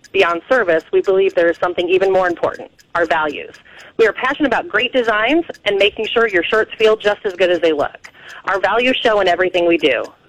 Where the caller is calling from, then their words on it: Wyonette, Illinois, United States; Wyonette, Illinois, outside of Princeton.